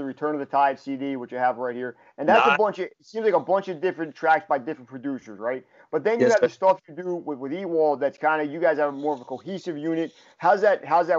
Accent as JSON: {"language": "English", "town": "Toms River", "region": "New Jersey", "country": "United States", "tie": "born or raised there", "said": "I grew up in Tom's River"}